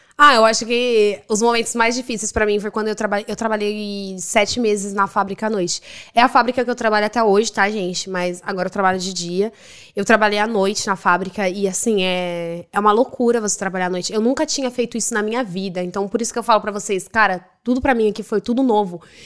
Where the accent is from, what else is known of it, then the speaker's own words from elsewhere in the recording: Brazil; moved away as an adult; now in Dublin, Ireland; Eu saí do Brasil sem falar nada de inglês, eu não sabia nada.